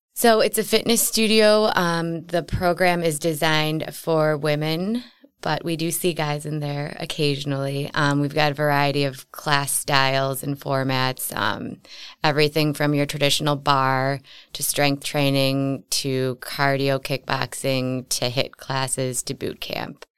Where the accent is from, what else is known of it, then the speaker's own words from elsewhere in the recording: Wauwatosa, Wisconsin, United States; I grew up in Wauwatosa